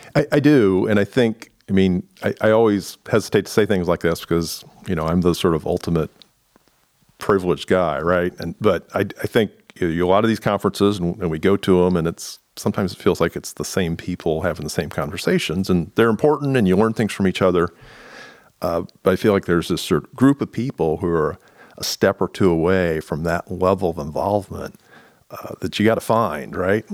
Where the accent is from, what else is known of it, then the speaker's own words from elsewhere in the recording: Indiana, United States; moved away as an adult; now in Columbus, United States; I grew up in Indiana